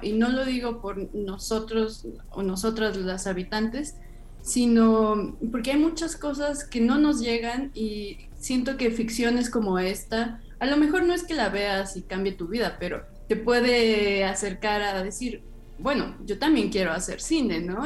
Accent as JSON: {"language": "Spanish", "region": "Mexico City", "country": "Mexico", "said": "yo soy de Iztapalapa, entonces también la periferia me ha enseñado a trasladarme en, horas o, no sé, las distancias son gigantes en la Ciudad de México"}